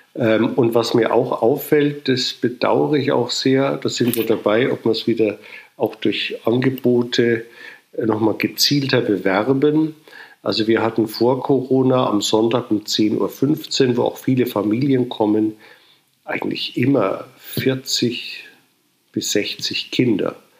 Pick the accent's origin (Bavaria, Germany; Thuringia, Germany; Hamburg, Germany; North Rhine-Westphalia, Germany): Bavaria, Germany; Munich; ich bin in München geboren und hier äh, evangelisch getauft in der Matthäuskirche am Sendlinger Torplatz